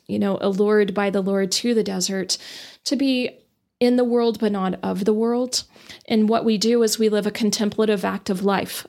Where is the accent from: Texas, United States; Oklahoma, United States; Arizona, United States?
Texas, United States; Amarillo; also born or lived in Dallas; I grew up in Amarillo